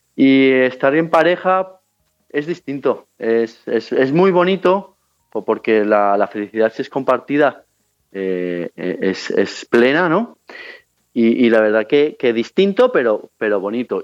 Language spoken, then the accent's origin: Spanish; Spain; a la mía, a la española